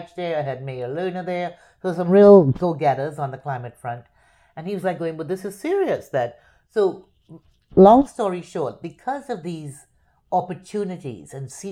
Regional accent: Port of Spain, Trinidad & Tobago; moved away as an adult; now in Miami, United States; Born and raised in Port of Spain, Trinidad

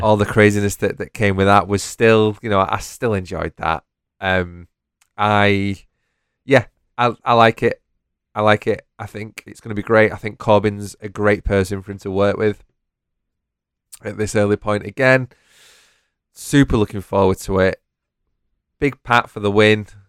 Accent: United Kingdom; We are British

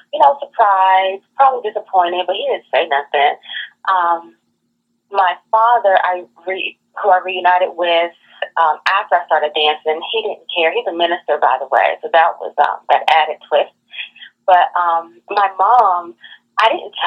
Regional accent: Washington, District of Columbia, United States; Born and raised from D.C., the chocolate city

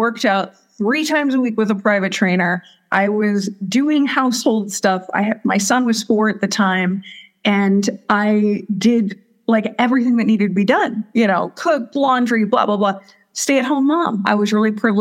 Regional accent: Southern California, United States; moved away as an adult; also born or lived in Missouri; now in Sedona, United States; my background is I grew up in Southern California

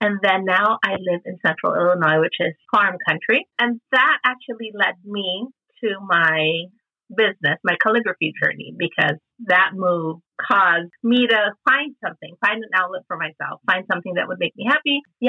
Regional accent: Philippines; I grew up in the Philippines, where we're from, Jen. Our families are from. We live in Cebu

